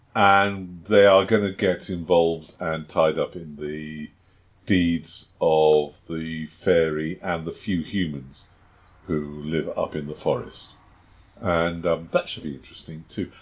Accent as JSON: {"language": "English", "country": "United Kingdom", "said": "I am British"}